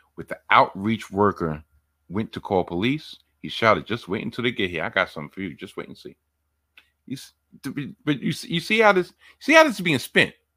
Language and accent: English; New York City, New York, United States; I've been born and raised in New York